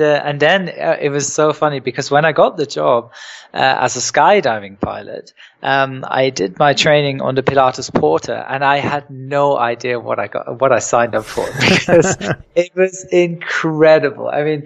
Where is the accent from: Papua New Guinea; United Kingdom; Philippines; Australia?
United Kingdom; England; also born or lived in Germany; No, I was born in Germany, but I was sort of partly raised in England. I spent a lot of my childhood in England, and my mum's originally from England